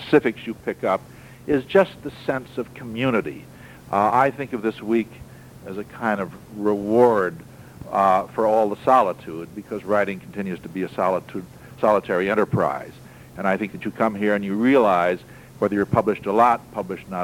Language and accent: English; Hammondsport, New York, United States; moved away; my hometown, Hammondsport